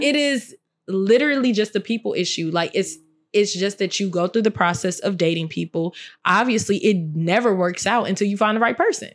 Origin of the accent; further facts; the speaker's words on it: Chicago, Illinois, United States; I'm from Chicago